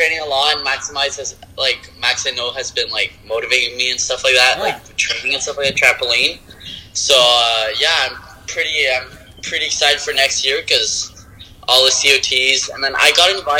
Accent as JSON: {"language": "English", "region": "Quebec", "country": "Canada", "said": "I'm from Quebec, Canada."}